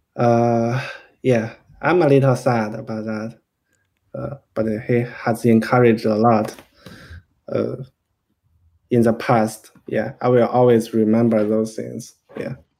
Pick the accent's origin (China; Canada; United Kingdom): China; now in United States; I'm from China